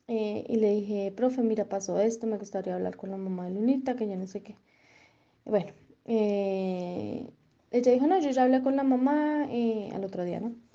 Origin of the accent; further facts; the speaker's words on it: Colombia; somos de Colombia